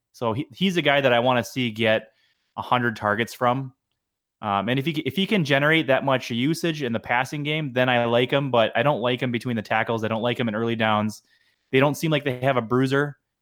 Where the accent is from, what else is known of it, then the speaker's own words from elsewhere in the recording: Madison, Wisconsin, United States; also born or lived in Iowa; now in Minnesota, United States; I grew up in Madison, Wisconsin